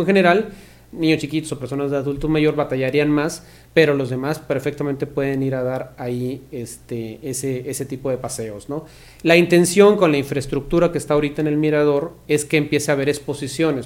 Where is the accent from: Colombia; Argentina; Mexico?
Mexico; Ciudad Victoria, Tamaulipas; Somos de, toda la vida de Victoria